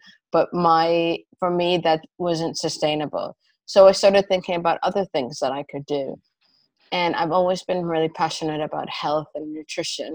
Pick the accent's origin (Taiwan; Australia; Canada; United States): Canada; moved away as an adult; also born or lived in United Kingdom; now in London, United Kingdom; I'm originally Canadian, and I've been living in the UK for about 15 years